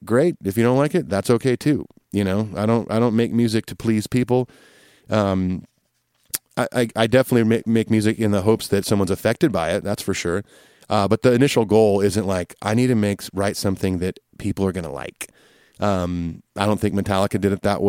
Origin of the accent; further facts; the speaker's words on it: California, United States; Growing up in California, getting into punk rock, reggae, and ska music